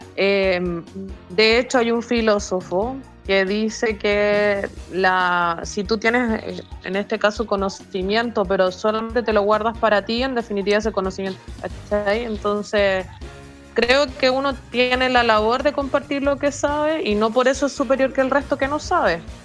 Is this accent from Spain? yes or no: no; Chile; como chilenos